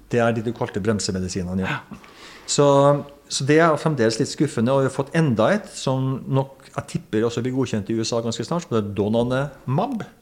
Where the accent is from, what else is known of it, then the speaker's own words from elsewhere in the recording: Trøndelag, Norway; now in Lillehammer, Norway; jeg er en trønder som bor på Lillehammer, der vi er nå